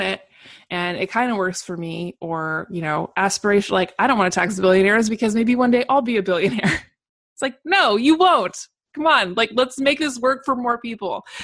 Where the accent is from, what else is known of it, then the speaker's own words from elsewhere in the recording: Portland, Oregon, United States; also born or lived in Seattle; I actually grew up in, was born and raised in Portland, Oregon